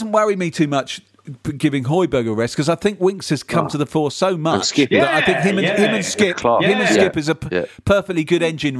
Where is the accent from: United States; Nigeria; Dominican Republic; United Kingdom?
United Kingdom; Watford, East of England; now in London, United Kingdom; the place of my birth. Yes, Watford. I was born in Watford General Hospital exactly 56 years ago.